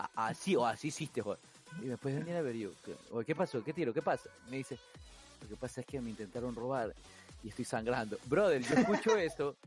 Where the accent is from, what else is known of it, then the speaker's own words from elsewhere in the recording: Guayaquil, Guayas, Ecuador; fui criado en Guayaquil